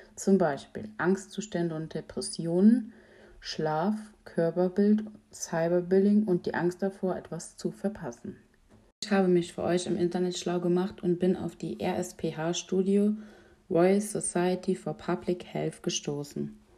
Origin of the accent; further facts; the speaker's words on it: Mettendorf, Rhineland-Palatinate, Germany; ich komme aus Mettendorf.